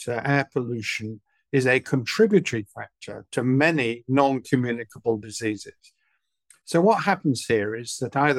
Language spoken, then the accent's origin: English; Manchester, North West England, United Kingdom; moved away as an adult; also born or lived in London; now in Southampton, United Kingdom; I was brought up in Manchester during the 1950s and early 60s